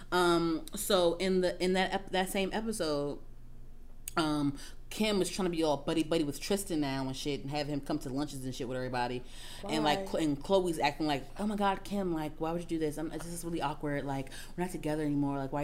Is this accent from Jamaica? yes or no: no; Trinidad & Tobago; I'm Trini